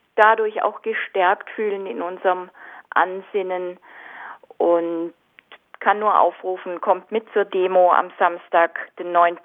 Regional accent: Au, Baden-Württemberg, Germany; ich bin aus Au

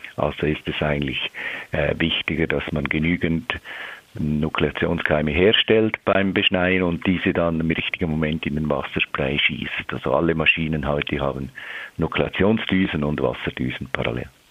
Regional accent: Switzerland; bei uns in der Schweiz

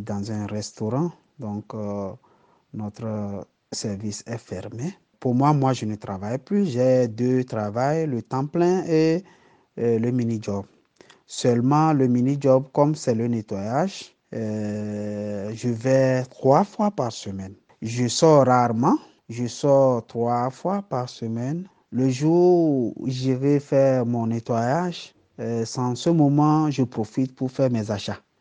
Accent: Togo; now in Freiburg, Germany; je viens du Togo, je réside à Freiburg en Allemagne

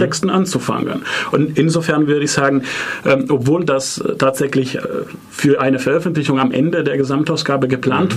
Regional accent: Milan, Lombardy, Italy; German is a second language; moved away as an adult; now in Freiburg, Germany; Ich komme auch aus Mailand und äh, da Deutsch nicht meine Muttersprache ist

